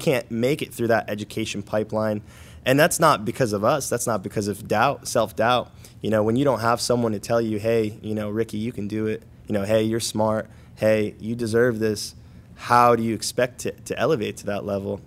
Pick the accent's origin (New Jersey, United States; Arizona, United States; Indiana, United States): New Jersey, United States; Paterson; I grew up in Paterson, New Jersey.